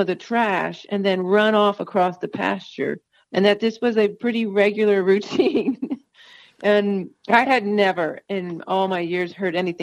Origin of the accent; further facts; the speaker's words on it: Northeast, United States; also born or lived in North Carolina; now in New Mexico, United States; We're from the Northeast, so we talk a lot and we talk fast and we talk over each other